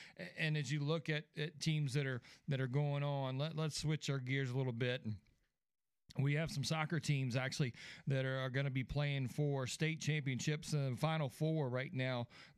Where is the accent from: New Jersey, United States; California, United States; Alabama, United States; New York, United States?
Alabama, United States; Birmingham; I grew up in Alabama, played through up in Birmingham through Homewood High School